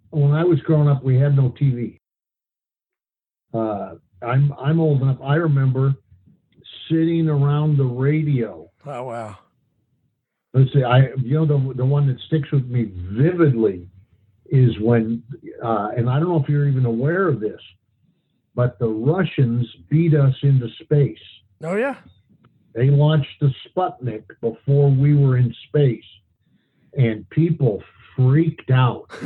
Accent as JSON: {"language": "English", "town": "Kalispell", "region": "Montana", "country": "United States", "tie": "born or raised there", "said": "Well, it was interesting. That was, uh, uh, it was a small town at that time. It was like uh, 7,500 people, I think."}